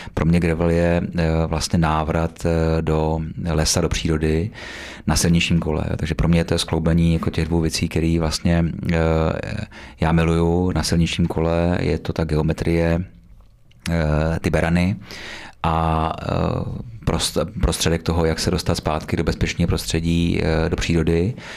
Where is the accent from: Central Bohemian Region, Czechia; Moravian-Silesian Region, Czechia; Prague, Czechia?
Central Bohemian Region, Czechia; Beroun District; já pocházím z Berounska, uh, blízko Berouna